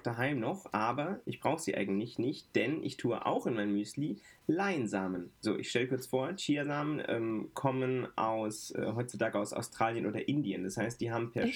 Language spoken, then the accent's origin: German; Frankfurt, Hesse, Germany; Ich bin groß geworden in Sossenheim. Sossenheim ist ein Stadtteil von Frankfurt